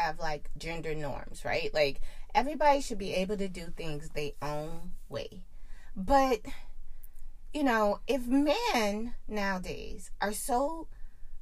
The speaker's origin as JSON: {"language": "English", "region": "the South", "country": "United States", "said": "I'm from the South"}